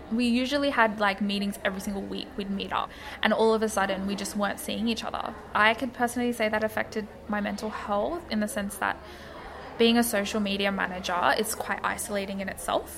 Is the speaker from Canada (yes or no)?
no; Australia; I'm not black, I'm Bengali Australian